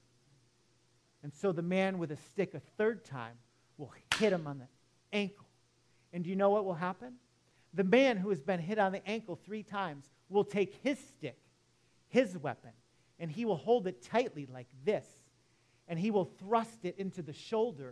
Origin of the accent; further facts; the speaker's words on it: Detroit, Michigan, United States; moved away; I grew up in Metro Detroit